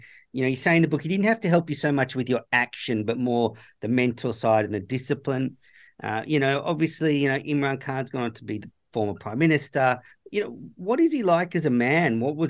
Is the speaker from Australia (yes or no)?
yes; Sydney, New South Wales, Australia; Now, you know, I'm from Sydney, New South Wales, and played a bit of grade cricket.